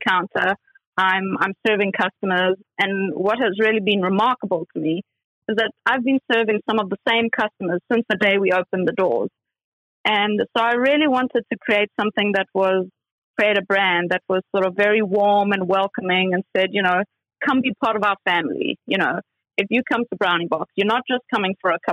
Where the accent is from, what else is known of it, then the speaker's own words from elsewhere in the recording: South Africa; now in London, United Kingdom; I'm originally from South Africa